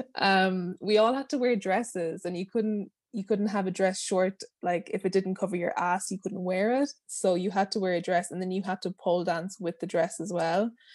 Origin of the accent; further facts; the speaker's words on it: Ireland; moved away as an adult; I'm from Ireland.